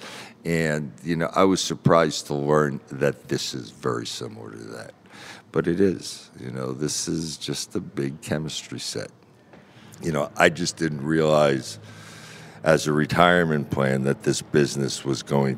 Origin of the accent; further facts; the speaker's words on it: Branford, Connecticut, United States; now in Bethel, United States; I grew up in Branford, Connecticut